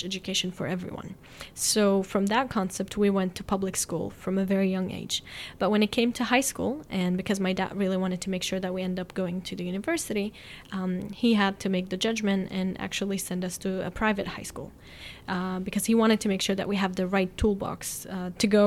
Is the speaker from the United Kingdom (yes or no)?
no; Haifa, Haifa District, Israel; I'm definitely fortunate to be growing up in Haifa